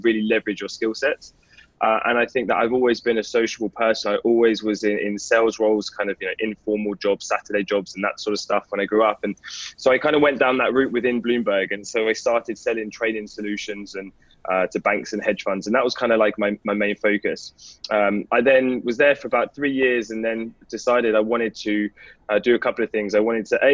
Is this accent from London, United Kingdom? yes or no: yes; London, United Kingdom; moved away; also born or lived in north of England; I was born and raised in London in a place called Enfield.